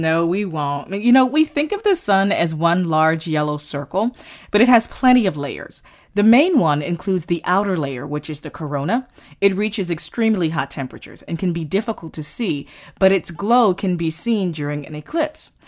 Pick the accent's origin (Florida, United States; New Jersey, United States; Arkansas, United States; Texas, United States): Florida, United States; Florida and the Caribbean, United States; growing up in Florida and in the Caribbean